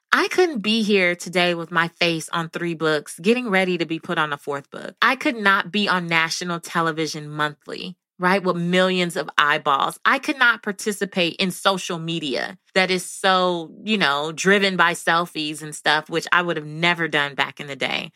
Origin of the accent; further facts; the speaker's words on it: Belize; moved away; I'm from Belize